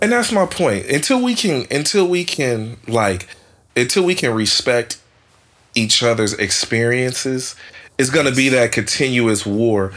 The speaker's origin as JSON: {"language": "English", "town": "Oakland", "region": "California", "country": "United States", "tie": "born or raised there", "said": "I grew up in East Oakland"}